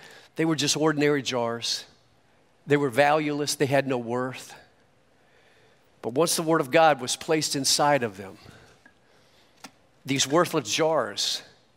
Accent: York, South Carolina, United States; now in Miami, United States; I was born in York, South Carolina, to an abandoned mother

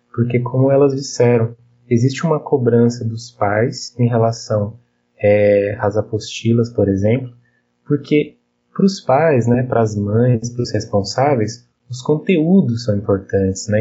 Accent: São Bernardo do Campo, São Paulo, Brazil; also born or lived in Santo André; eu também sou de São Bernardo, mas no momento eu estou em Santo André

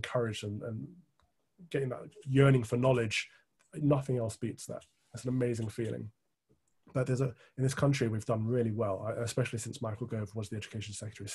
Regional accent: Midlands, United Kingdom; where we grew up in the Midlands

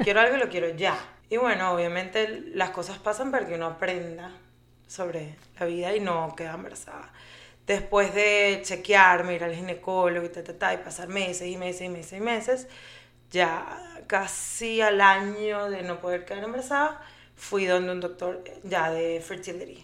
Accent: Venezuela; moved away as an adult; also born or lived in Colombia; now in Aventura, United States; Soy Colombia, venezolana, porque nací en Colombia, pero me crecí, crecí en Venezuela, eh, me vine a Estados Unidos hace, no sé, como 16 años

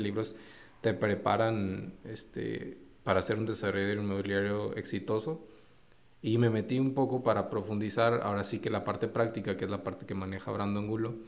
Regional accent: Durango, Mexico; yo también soy de Durango

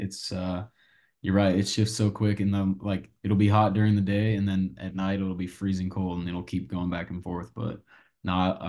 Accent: Albuquerque, New Mexico, United States; moved away as an adult; now in Kentucky, United States; Yeah, I'm from Albuquerque, New Mexico.

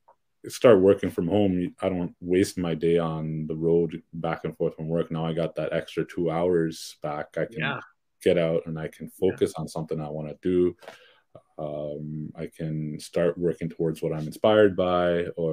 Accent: Brampton, Ontario, Canada; I'm actually also from Brampton.

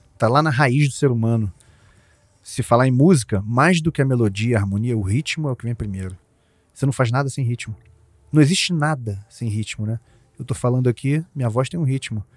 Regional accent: Jacarepaguá, Rio de Janeiro, Brazil; minha infância lá em Jacarepaguá

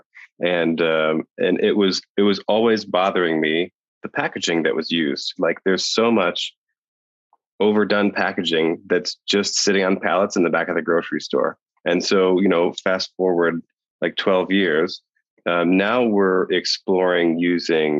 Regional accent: Ohio, United States; now in Poland; I'm originally from Ohio, but I'm in Poland

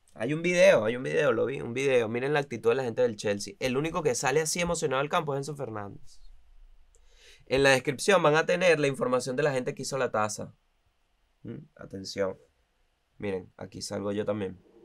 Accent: La Guaira, Vargas, Venezuela; also born or lived in Caracas, Venezuela; now in Buenos Aires, Argentina; yo soy de La Guaira. Al final, yo soy del estado Vargas.

